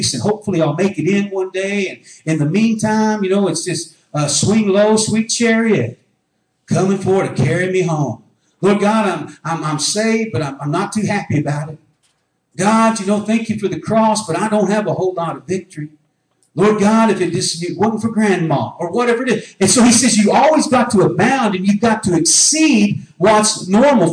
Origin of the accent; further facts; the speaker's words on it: United States; I was born in North America